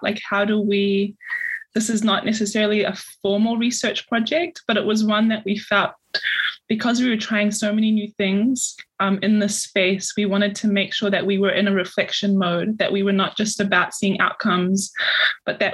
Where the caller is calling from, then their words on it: Logan, Queensland, Australia; I'm calling in from Yagara and Yagambe language speaking country here in Logan